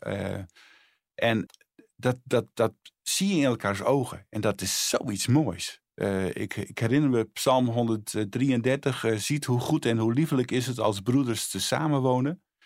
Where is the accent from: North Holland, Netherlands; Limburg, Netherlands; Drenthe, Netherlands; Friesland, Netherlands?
Friesland, Netherlands; moved away as an adult; also born or lived in Bolsward / Sneek; now in Harderwijk, Netherlands; Ik ben eh, geboren in Friesland, woon nu eh, al eh, sinds 1978 in, in Harderwijk.